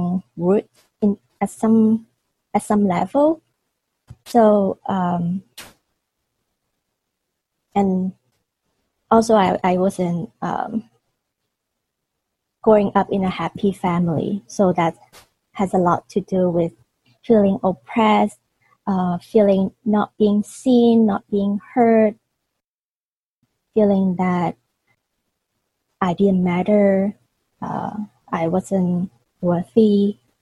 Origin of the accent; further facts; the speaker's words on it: Hong Kong; I was born and raised in Hong Kong, and at that time Hong Kong was still a British colony